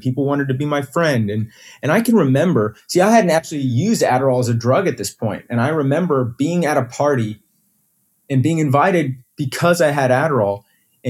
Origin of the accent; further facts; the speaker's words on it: Houston, Texas, United States; also born or lived in Austin; we moved to Austin from Houston right before I started high school